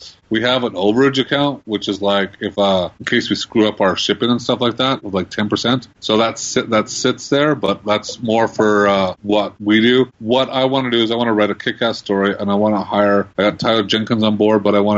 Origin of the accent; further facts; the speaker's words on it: Red Deer, Alberta, Canada; now in Calgary, Canada; I grew up in Red Deer.